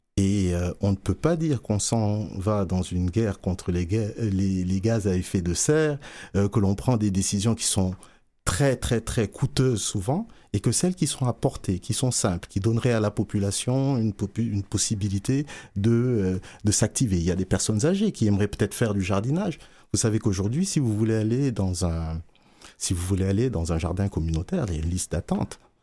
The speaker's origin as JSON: {"language": "French", "region": "Dakar", "country": "Senegal", "tie": "born or raised there", "also_born_or_lived": "Sherbrooke, Quebec, Canada", "moved": "as an adult", "lives_now": "Montreal, Canada", "said": "je suis né à Sherbrooke, j'ai grandi à Dakar."}